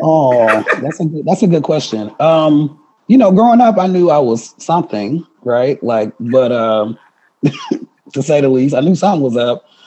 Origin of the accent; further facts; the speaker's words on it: Milwaukee, Wisconsin, United States; moved away as an adult; also born or lived in Madison, Wisconsin; now in Seattle, United States; I'm from Milwaukee, born and raised